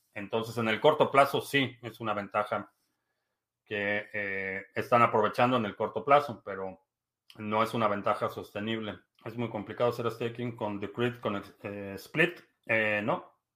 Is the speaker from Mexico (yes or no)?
yes; Mexico; now in United States; nací en México, vivo en Estados Unidos